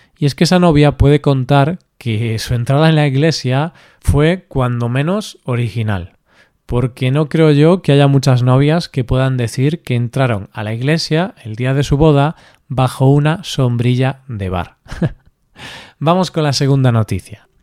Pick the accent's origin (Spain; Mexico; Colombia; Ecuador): Spain; Galicia; En mi tierra, en Galicia